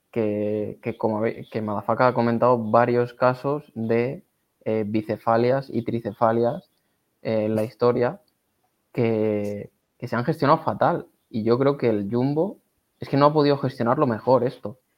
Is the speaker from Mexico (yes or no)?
no; Spain; si, fuese holandés compraba, pero es que siendo español y sabiendo cómo.